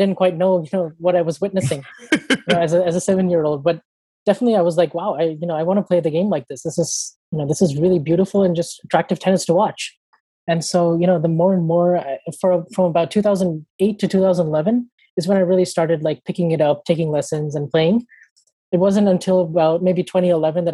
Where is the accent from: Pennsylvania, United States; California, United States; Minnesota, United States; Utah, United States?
California, United States; San Diego; I'm from San Diego. I basically lived here my whole life